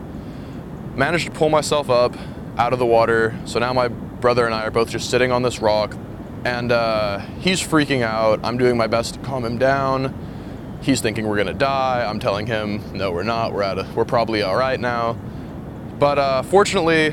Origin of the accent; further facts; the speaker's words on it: Shafter, California, United States; I'm from Shafter, California